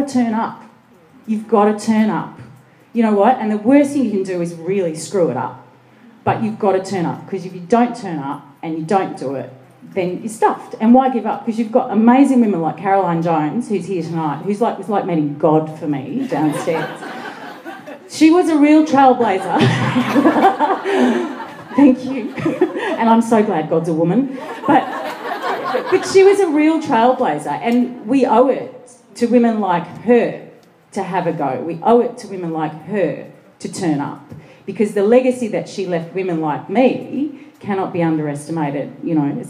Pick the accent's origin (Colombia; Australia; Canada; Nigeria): Australia; Sydney, New South Wales; I grew up in Western Sydney